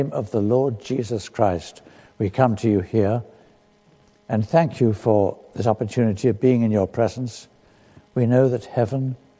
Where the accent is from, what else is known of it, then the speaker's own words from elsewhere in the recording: London, United Kingdom; also born or lived in Kenya; from down south, from London. That's where my home is, though I was born in East Africa, in Kenya, as the child of missionaries.